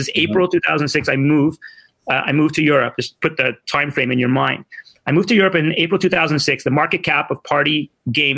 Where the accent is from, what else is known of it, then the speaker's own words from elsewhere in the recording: Montreal, Quebec, Canada; also born or lived in Ottawa; I'm a 55-year-old, born and bred in Montreal